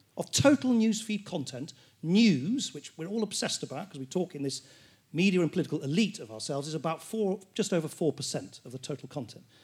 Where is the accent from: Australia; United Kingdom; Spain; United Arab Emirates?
United Kingdom; as a Brit, a member of a country about to leave the European Union